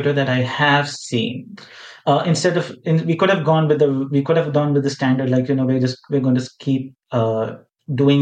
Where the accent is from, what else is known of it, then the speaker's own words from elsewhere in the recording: Mumbai, Maharashtra, India; we're both from Mumbai, like the land of Bollywood